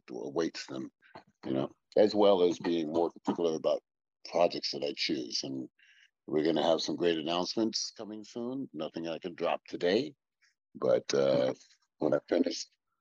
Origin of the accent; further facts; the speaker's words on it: New England, United States; I'm from New England